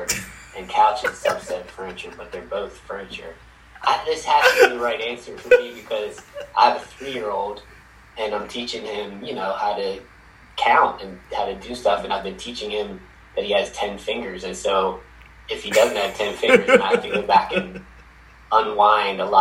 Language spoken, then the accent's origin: English; Kent Island, Maryland, United States; I grew up in Maryland, Eastern Shore of Maryland.